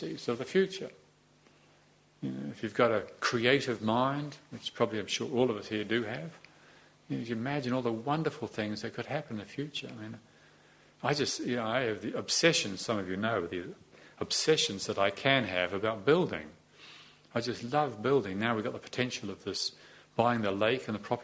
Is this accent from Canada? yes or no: no; New Zealand; also born or lived in Te Awamutu, New Zealand; I was born in New Zealand in Te Awamutu in 1951, September 16th, 1951, and then I moved to live in Moronzo, and then I grew up like